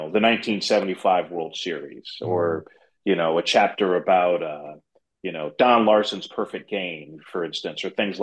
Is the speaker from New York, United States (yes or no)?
yes; New York City, New York, United States; I'm growing up in the Bronx